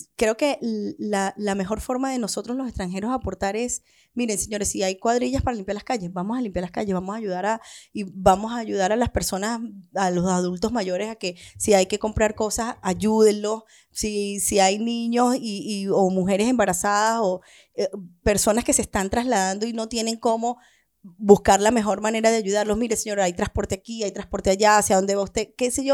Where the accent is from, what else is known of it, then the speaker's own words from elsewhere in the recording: Venezuela; now in Chile; lo que estamos haciendo algunos venezolanos